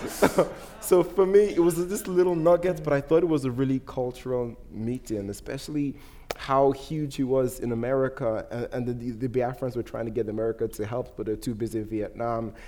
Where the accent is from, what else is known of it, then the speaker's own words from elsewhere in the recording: Nigeria; moved away; I'm not British. I'm Nigerian, I have a Nigerian passport